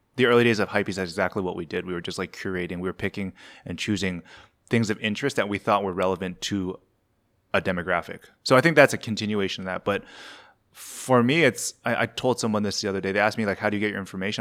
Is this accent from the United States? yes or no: no; Canada; I was, I was born and raised in Ca-, Canada.